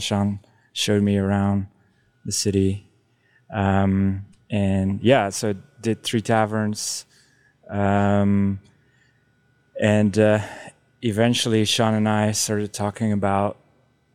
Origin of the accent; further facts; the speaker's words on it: Belgium; moved away as an adult; I'm from Belgium. I grew up there, did brewing school there